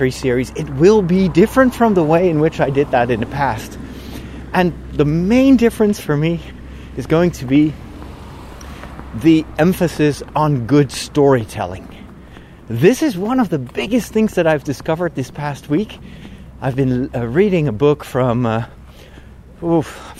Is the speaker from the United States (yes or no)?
no; Netherlands; English is a second language; it's my home country, I'm Dutch